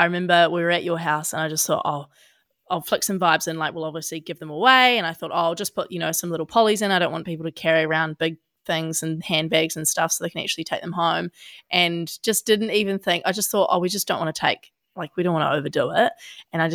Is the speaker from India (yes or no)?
no; Australia; now in New Zealand; I'm an Aussie